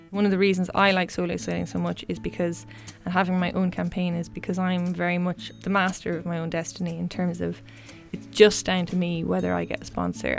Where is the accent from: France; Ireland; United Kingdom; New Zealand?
Ireland; Westport, Connacht; also born or lived in Galway; I am a proud Mayo woman. I grew up in Westport, um, County Mayo